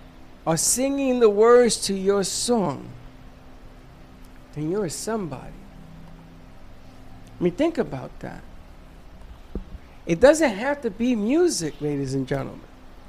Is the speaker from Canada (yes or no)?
no; Puerto Rico; I told you when I came from Puerto Rico and I watched The Who?